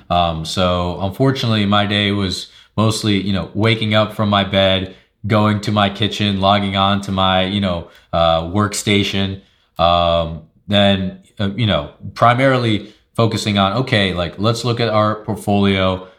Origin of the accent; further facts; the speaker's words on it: Long Island, New York, United States; moved away; I'm originally from Long Island, New York